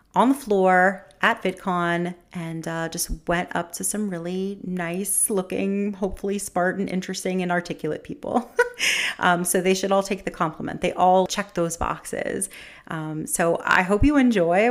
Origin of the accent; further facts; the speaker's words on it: New York, United States; I'm a New Yorker.